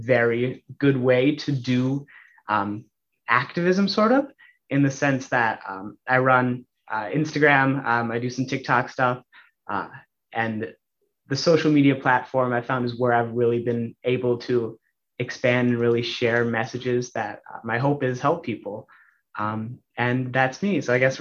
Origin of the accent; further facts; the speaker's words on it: Mound, Minnesota, United States; also born or lived in Austin, Minnesota; I grew up in Mound for most of my life. Before that, I grew up in Austin, Minnesota, Spam Town, USA, I suppose. Went to school at Mound Wasatonka High School